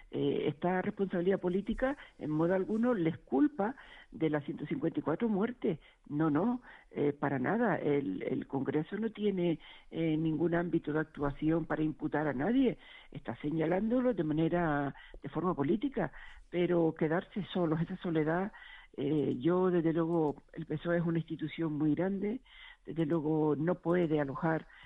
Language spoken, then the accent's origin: Spanish; Canary Islands, Spain; now in Madrid, Spain; yo soy de Gran Canaria, yo llevo 43 años viviendo en Madrid